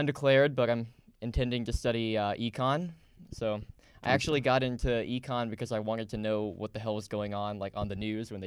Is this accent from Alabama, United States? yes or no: yes; Birmingham, Alabama, United States; I'm from Birmingham, Alabama, and I grew up in the only suburb of Birmingham